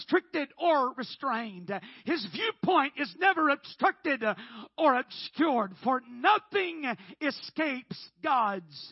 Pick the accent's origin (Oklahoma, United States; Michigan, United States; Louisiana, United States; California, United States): Oklahoma, United States; I'm from Oklahoma